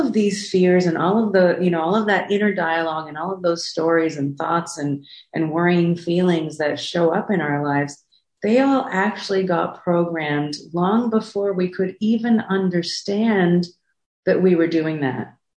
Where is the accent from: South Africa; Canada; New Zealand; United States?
South Africa; born there; I was born in South Africa during apartheid.